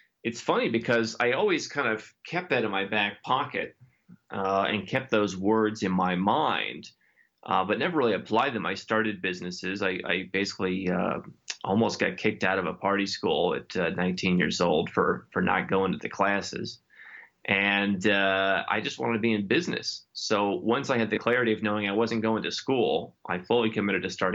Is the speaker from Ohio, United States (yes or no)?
yes; Cleveland, Ohio, United States; moved away as an adult; I grew up in Cleveland, Ohio, in the United States